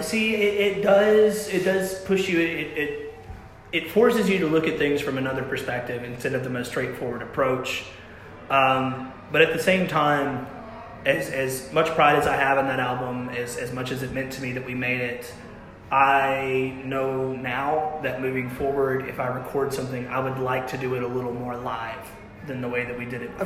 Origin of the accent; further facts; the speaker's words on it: Russellville, Kentucky, United States; I grew up uh, in Russellville pretty much my whole life